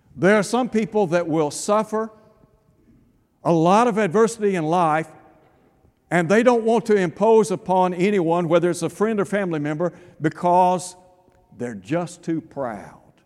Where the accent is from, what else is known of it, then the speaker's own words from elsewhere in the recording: East Tennessee, United States; I had the privilege of growing up in East Tennessee